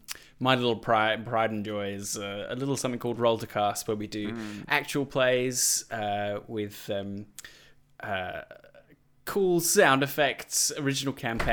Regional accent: Australia; I'm from a little group of peeps called Baby Beard, Australian podcasters who.

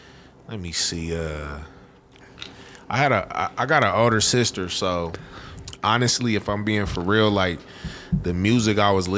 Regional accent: Denver, Colorado, United States; also born or lived in Los Angeles, California / Aurora, Colorado; I was born in L.A. Okay. And we moved here when I was hella young. We moved to Aurora first. But I was raised in Montbello, though.

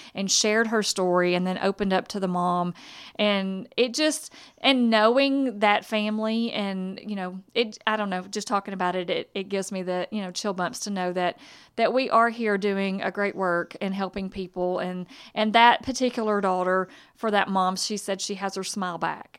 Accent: Hudson, Texas, United States; I'm from Lufkin area, from Hudson

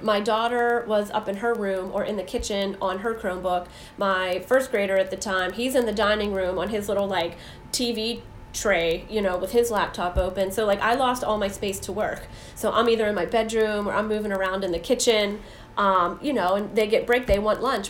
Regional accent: Saxonburg, Pennsylvania, United States; Saxonburg, my hometown where I grew up

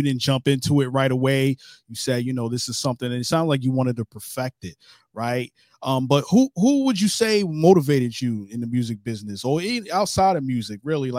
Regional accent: New York City, New York, United States; I'm from Brooklyn, New York.

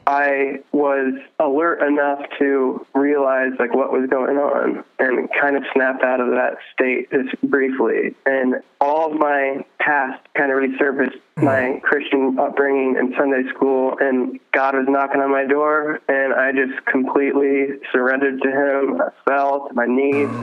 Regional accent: Fort Wayne, Indiana, United States; I grew up in Fort Wayne, Indiana

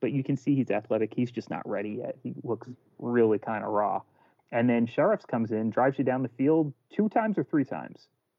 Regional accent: Philadelphia, Pennsylvania, United States; I'm from Philadelphia.

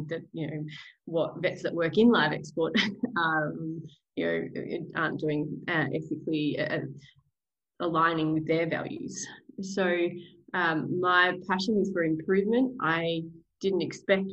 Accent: Australia; also born or lived in Victoria / New South Wales; growing up in country Victoria and New South Wales

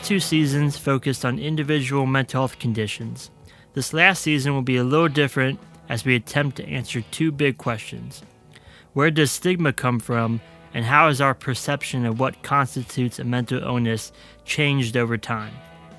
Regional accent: United States; my home country of the United States

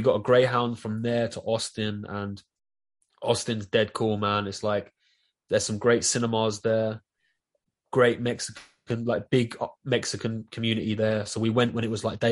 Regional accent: London, United Kingdom; accent: Southeast London; I'm from Southeast London. This is a London accent. It's a Southeast London accent

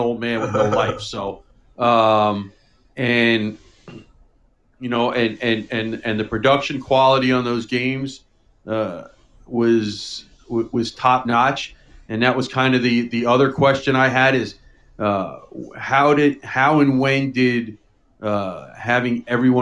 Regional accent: New York City, New York, United States; growing up in New York City

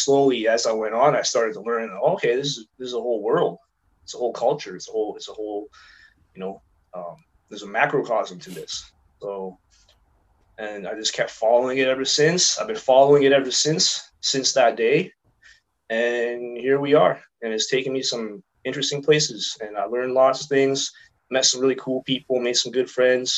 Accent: Vancouver, British Columbia, Canada; I was born in Vancouver November 2nd, 83. I just celebrated my birthday last week. So I just turned 37.

